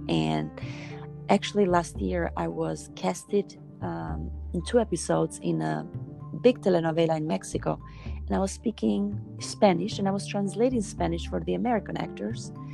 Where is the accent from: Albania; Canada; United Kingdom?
Albania; moved away as an adult; now in United States; I was born in Albania and I started initially traveling all over the world as a dancer in many European countries. Then I moved to United States